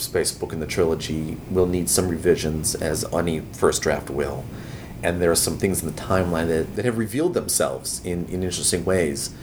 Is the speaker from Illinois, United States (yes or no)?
yes; Chicago, Illinois, United States; my hometown in Chicago